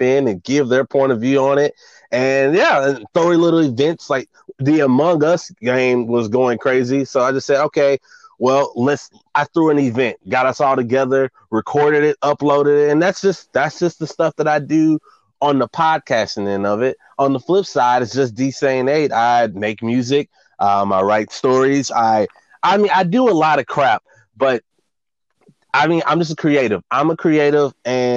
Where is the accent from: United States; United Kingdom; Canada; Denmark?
United States; Dallas, Texas; I'm from Dallas, Texas. Oak Cliff.